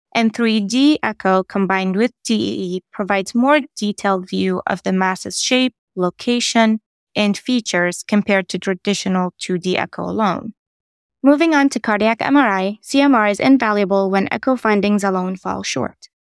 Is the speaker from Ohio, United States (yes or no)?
yes; Columbus, Ohio, United States; I'm from Columbus, Ohio